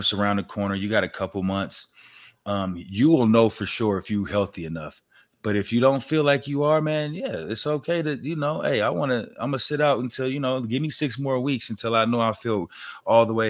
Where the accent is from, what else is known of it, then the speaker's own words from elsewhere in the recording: Denver, Colorado, United States; I'm just from Denver